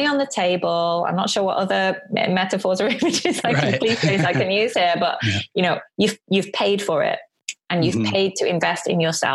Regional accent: Bury, North West England, United Kingdom; now in Tokyo, Japan; I was born in Bury in Lancashire, the north of England

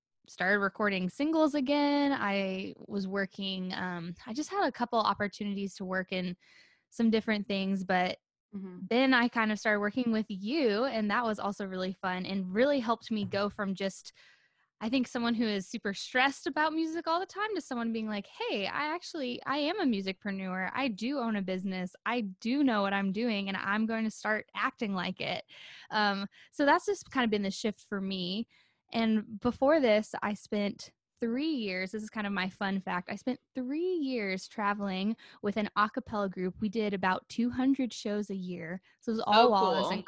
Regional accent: Nashville, Tennessee, United States; growing up in the Nashville scene

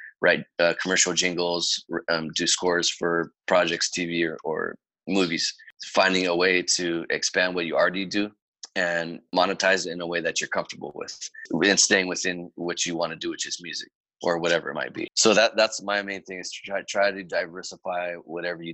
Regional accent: Fresno, California, United States; being from Fresno

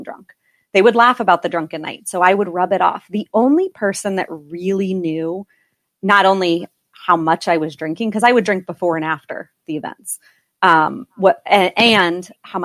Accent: East Coast, United States; I was born and raised on the East Coast

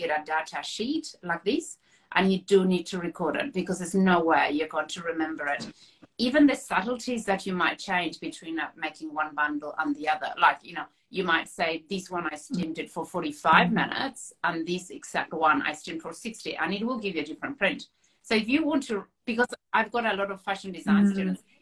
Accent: Buenos Aires, Argentina; moved away as an adult; now in North Island, New Zealand; I grew up in Buenos Aires, which is a little bit of a concrete jungle

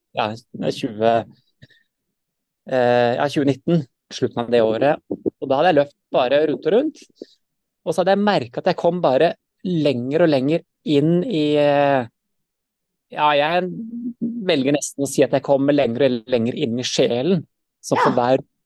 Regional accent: Sandefjord, Vestfold, Norway; moved away as an adult; now in Stavanger, Norway; jeg er født i Sandefjord, da. Vestfold

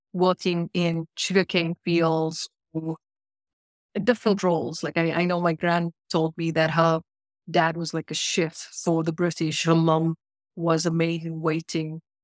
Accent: South Africa; moved away as an adult; now in Canada; not born in not born, uh, anywhere else but South Africa, spent thirty years of my life there and then immigrated to Canada.

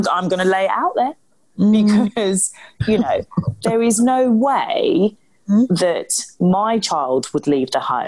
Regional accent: London, United Kingdom; growing up in the East End

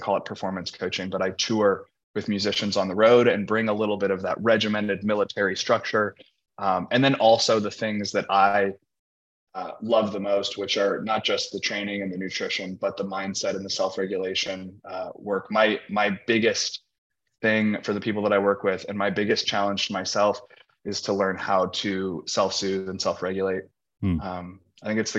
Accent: Indianapolis, Indiana, United States; moved away as an adult; now in Los Angeles, United States; I grew up in Indianapolis, Indiana. I'm a Midwest guy.

